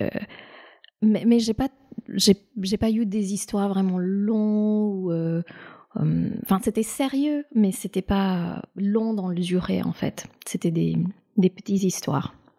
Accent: India; moved away; j'ai grandi en Inde

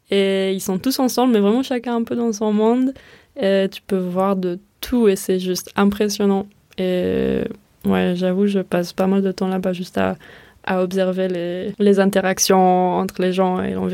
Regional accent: Israel; French is a second language; now in Marseille, France; de ce que j'ai vu so far et les endroits où j'ai pu vivre en dehors de ma ville natale en Israël, Marseille, c'est vraiment le lieu où je me sens le plus à la maison

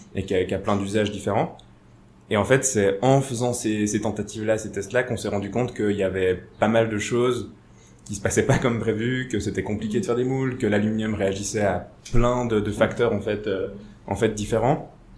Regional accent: Switzerland; j'ai grandi ici à Tiran

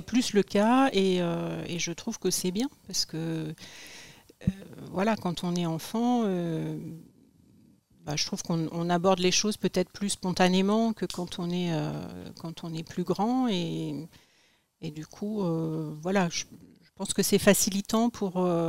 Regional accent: Les Cerqueux, Pays de la Loire, France; also born or lived in Cholet; je suis née dans le Maine-et-Loire, à Cholet, et mes parents habitaient, enfin, habitent un petit village village qui s'appelle Les Cerqueux

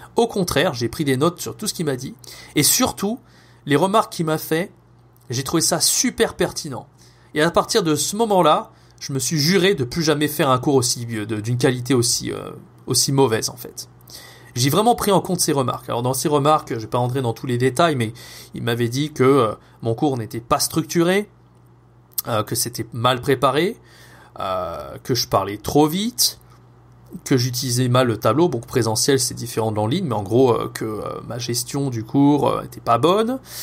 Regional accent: France; first language French; also born or lived in Montpellier; je suis rentré en France au moment du Covid

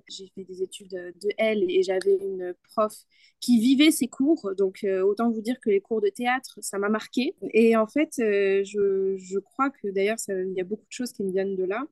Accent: Spain; first language Spanish; French is a second language; je suis espagnole

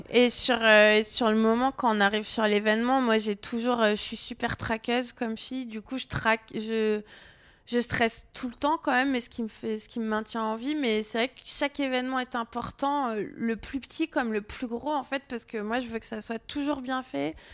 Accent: south of France, France; et comme je viens du Sud et je trouve que ça correspond un petit peu

